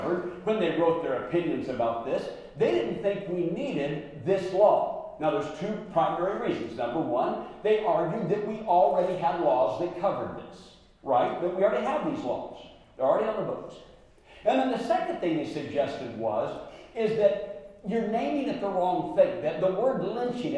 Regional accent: Portland, Oregon, United States; moved away as an adult; also born or lived in Atlanta, Georgia; I grew up in Portland, Oregon, so I grew up just north of here

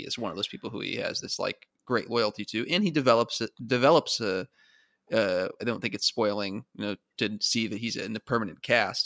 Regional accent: Arizona, United States; growing up in Arizona

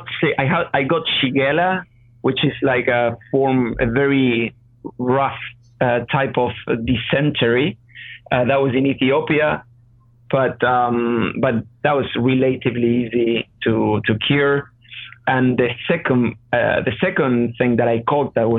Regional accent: Argentina; moved away; I'm from Argentina, so I know the region.

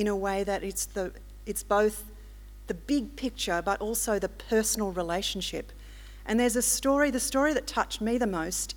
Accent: Melbourne, Victoria, Australia; also born or lived in Mudgee, New South Wales; I come from Melbourne, I actually was baptised at Mudgee

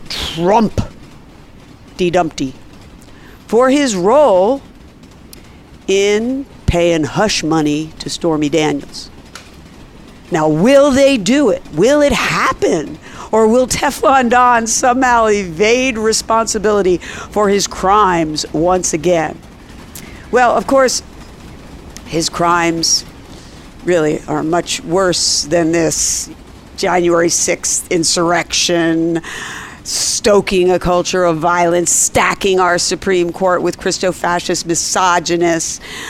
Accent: Ireland; And being Irish, if you go by stereotypes

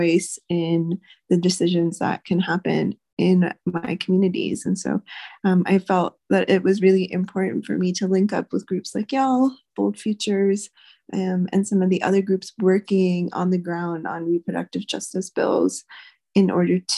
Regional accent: Louisiana, United States; now in New Mexico, United States; I grew up in Louisiana

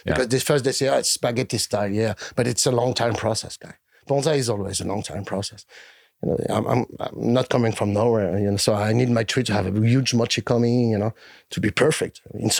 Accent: France; So in Europe, I'm accepted by like 1% of the community. And it's even worse in my home country.

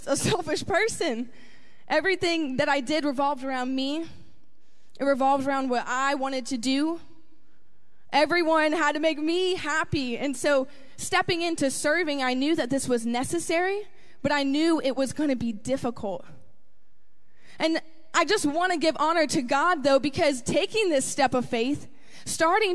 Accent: Tampa, Florida, United States; I grew up right here in Tampa, Florida

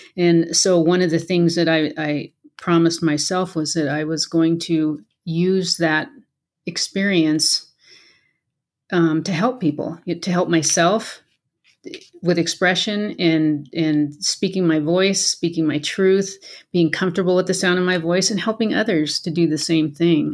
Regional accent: Colorado, United States; moved away as an adult; also born or lived in Washington State / Aurora, Colorado; Colorado is my home. I was born and raised here, so we came back home.

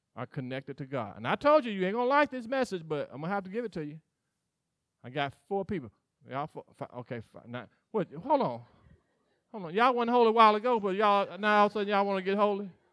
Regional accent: Mississippi, United States; I grew up in Mississippi

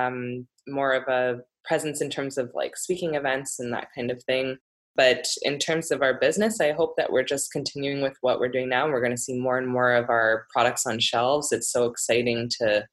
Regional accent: Ontario, Canada; now in Vancouver, Canada; I am originally from Ontario

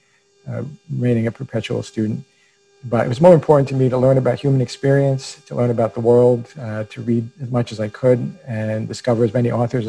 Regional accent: New York City, New York, United States; I was raised by a single mother who was also an only child, and by grandparents who were immigrants. All of us lived in a small apartment in Brooklyn, New York

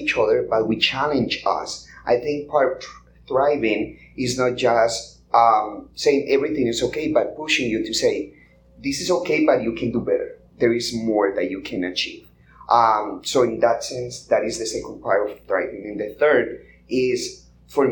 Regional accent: Colombia; English is a second language; now in United States; I grew up in Colombia

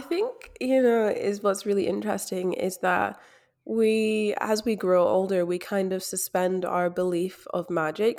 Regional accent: Scotland, United Kingdom; now in Australia; I am from Scotland based overseas in Australia

